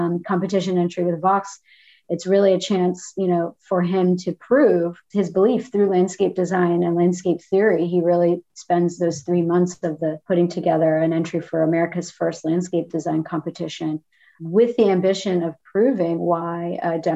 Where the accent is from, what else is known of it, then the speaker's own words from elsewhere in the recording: the South, United States; born and raised in the South